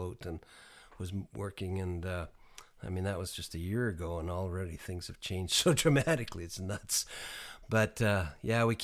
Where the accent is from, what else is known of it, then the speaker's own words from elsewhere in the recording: Canada; I'm a Canadian